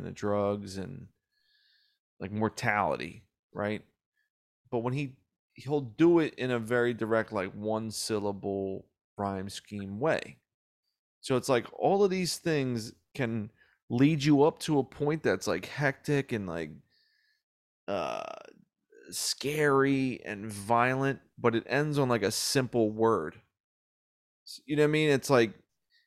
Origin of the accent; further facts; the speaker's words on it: Pennsylvania, United States; I'm from Pennsylvania